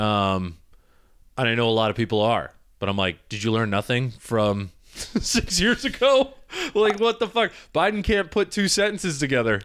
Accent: Michigan, United States; moved away; also born or lived in Ohio; I was in Ohio, I grew up in Michigan

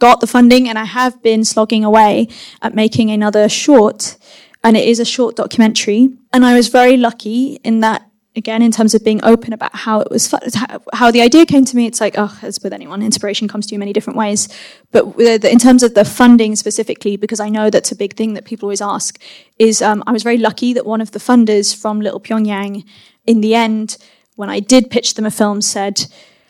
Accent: London, United Kingdom; first language English; I am a British filmmaker. I have grown up in London. English is my first language

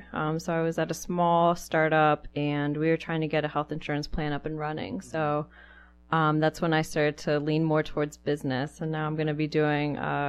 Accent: Northern Virginia, United States; I grew up in the Northern Virginia area

